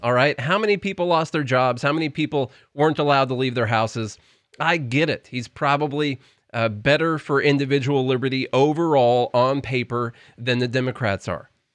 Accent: Nashville, Tennessee, United States; we're from Nashville

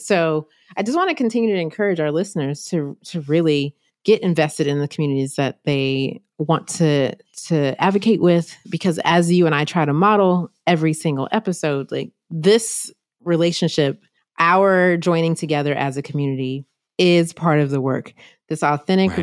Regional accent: North Carolina, United States; my home state, North Carolina

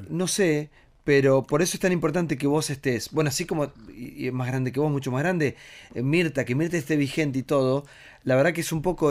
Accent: Tres Arroyos, Buenos Aires Province, Argentina; moved away; yo vivía en un pueblo muy chiquito, que es mi pueblo, Tres a Vos

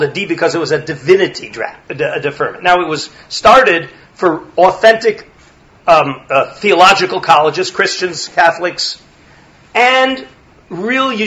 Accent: Los Angeles, California, United States; moved away; When I grew up in Los Angeles, there was very, very little serious Limud Torah.

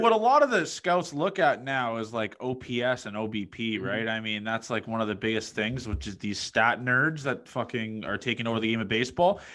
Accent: Toronto, Ontario, Canada; moved away; also born or lived in Nebraska; I'm from Toronto

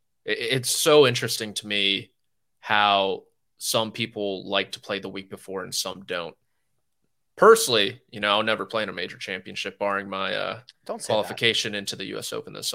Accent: Virginia, United States; Ooh, I'm from Northern Virginia.

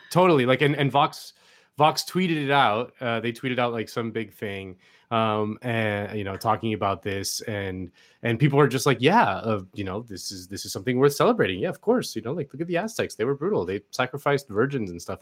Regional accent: Spain; moved away; I'm from Spain originally

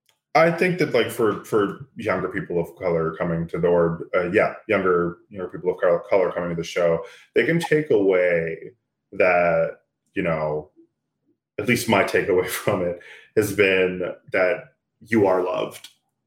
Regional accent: Texas, United States; I grew up in Texas. I grew up in a predominantly white neighborhood. A lot of predominantly white spaces. So there's a lot about myself, about my blackness, that I was taught to be ashamed of or hate even.

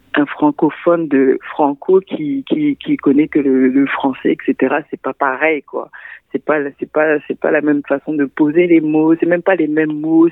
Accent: Central African Republic; now in Montreal, Canada; je viens de la République centrafricaine, donc mon héritage aussi culturel

